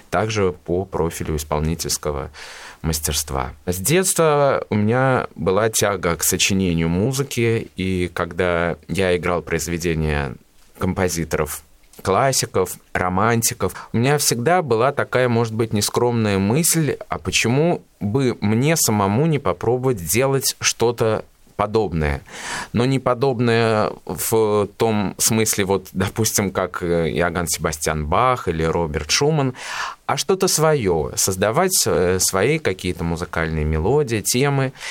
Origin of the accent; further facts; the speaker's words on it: Ulyanovsk, Ulyanovsk Oblast, Russia; Родился я в городе Ульяновске в 1992 году. Это мой родной город. Здесь я получил полное фундаментальное образование.